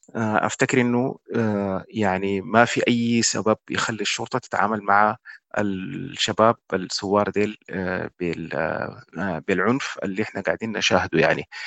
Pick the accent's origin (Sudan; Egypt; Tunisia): Sudan; كشعب سوداني